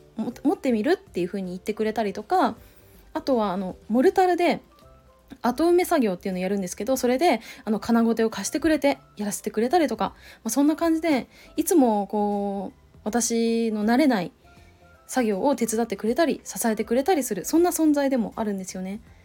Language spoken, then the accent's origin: Japanese; Mobara, Chiba, Japan; moved away; 実家も実は千葉県なんですね。でしかも千葉 県茂原市っていうところなんですよ